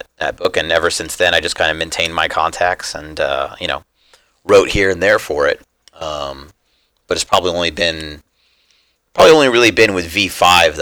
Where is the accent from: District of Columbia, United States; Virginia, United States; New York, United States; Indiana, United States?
District of Columbia, United States; Washington; moved away as an adult; also born or lived in Los Angeles, California; now that I'm back in kind of my hometown region.